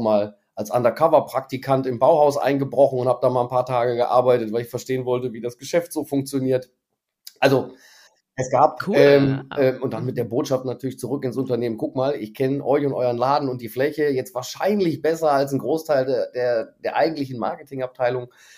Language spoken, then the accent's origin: German; Krefeld, North Rhine-Westphalia, Germany; moved away as an adult; also born or lived in Moers; now in Düsseldorf, Germany; bin dann aber sofort nach Krefeld äh, nach Hause gefahren worden ähm, und da bin ich auch groß mhm. geworden. Mhm. Also ich bin eigentlich Krefelder